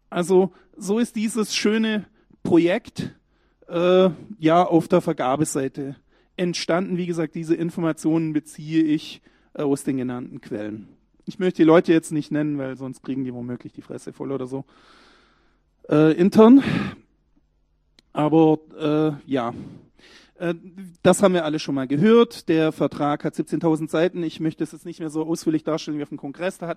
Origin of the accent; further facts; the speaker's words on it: Baden-Württemberg, Germany; Ich weiß nicht, aber ich bin Schwabe, ich darf das.